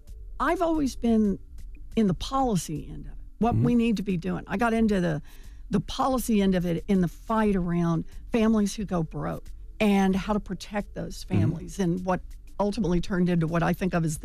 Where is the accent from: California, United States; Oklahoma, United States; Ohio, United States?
Oklahoma, United States; So I grew up in Oklahoma.